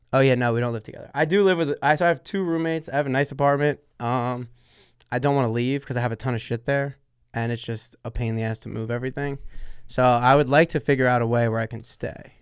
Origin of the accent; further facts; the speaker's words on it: Sayreville, New Jersey, United States; Sayreville, which is my hometown, Sayreville, New Jersey